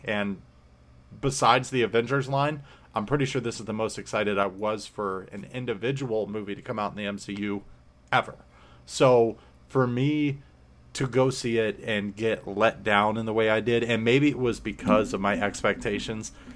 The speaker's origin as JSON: {"language": "English", "region": "Florida", "country": "United States", "said": "I'm from Florida"}